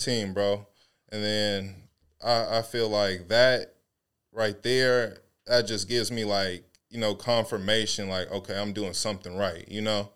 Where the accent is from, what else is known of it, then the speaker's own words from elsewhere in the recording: Seattle, Washington, United States; I'm from Seattle